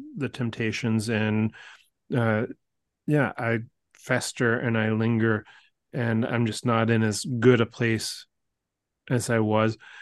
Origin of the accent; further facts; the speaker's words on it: Canada; us here as Canadian Catholics